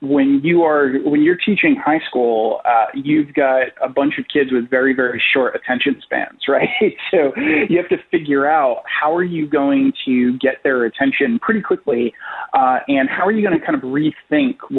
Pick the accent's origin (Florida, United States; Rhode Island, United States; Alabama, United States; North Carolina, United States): Rhode Island, United States; now in New York, United States; I am originally from Rhode Island, and in Rhode Island, it's a very, very small state in the union, so everybody kind of knows everybody